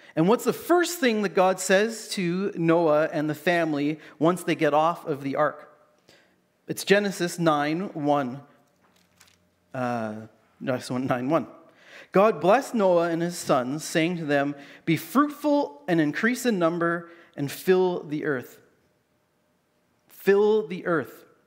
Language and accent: English; Canada; growing up in Canada